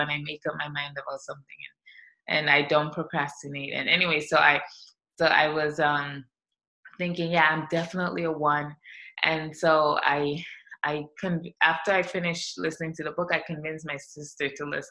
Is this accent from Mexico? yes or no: no; St. Vincent & Grenadines; moved away as an adult; now in United States; I'm from the Caribbean. I'm from St. Vincent and the Grenadines. It's a small island in the South Caribbean, and I came to the U.S. when I was 19.